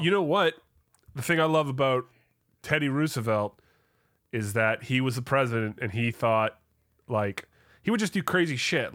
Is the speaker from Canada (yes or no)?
yes; Canada; As a Canadian